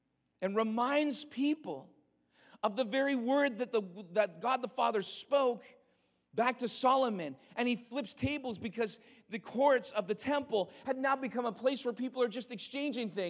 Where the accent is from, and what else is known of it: Canada